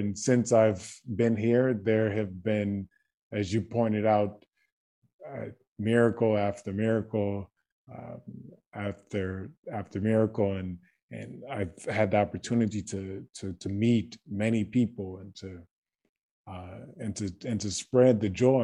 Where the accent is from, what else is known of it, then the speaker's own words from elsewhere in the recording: Baton Rouge, Louisiana, United States; moved away as an adult; now in Croatia; I was born in Baton Rouge, Louisiana.